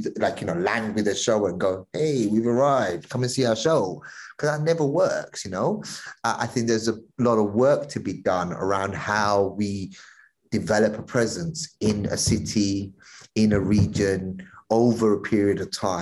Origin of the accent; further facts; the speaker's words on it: London, United Kingdom; I grew up in East London.